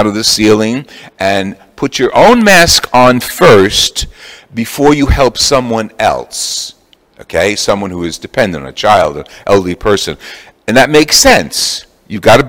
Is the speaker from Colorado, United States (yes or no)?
no; Jersey City, New Jersey, United States; I'm from Jersey City. We used to have the processions through the summers